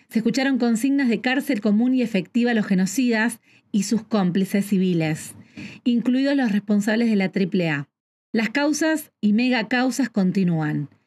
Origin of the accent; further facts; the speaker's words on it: Argentina; soy argentina, y hoy vamos a rendir homenaje a todos aquellos que ya no están